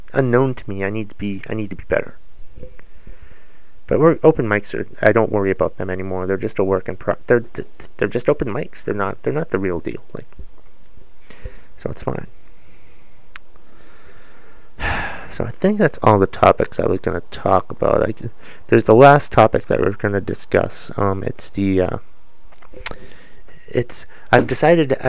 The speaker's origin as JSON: {"language": "English", "country": "United States"}